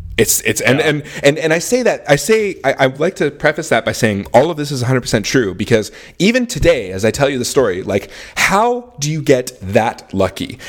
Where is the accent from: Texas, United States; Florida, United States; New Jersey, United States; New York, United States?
Texas, United States; Houston; moved away as an adult; now in Austin, United States; I'm from Houston, Texas. Austin is a city I've always wanted to live in. And I'm very fortunate to live here now.